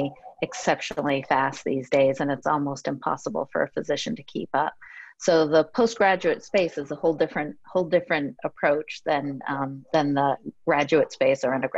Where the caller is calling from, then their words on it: Bethesda, Maryland, United States; Bethesda, actually.